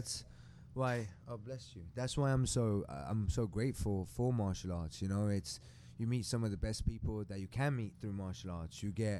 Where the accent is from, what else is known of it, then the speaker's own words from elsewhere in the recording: Sweden; English is a second language; also born or lived in England / Germany / France / Mexico; I'm from Sweden originally. I lived in England for many years. That's why I might not sound that Swedish. But I'm very proud being from Sweden for many reasons.